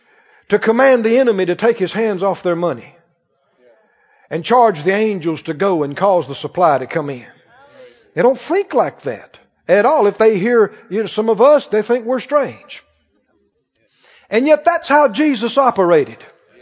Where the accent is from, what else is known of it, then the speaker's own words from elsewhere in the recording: the South, United States; Growing up in the South, I heard this phrase, poor as Job's turkey.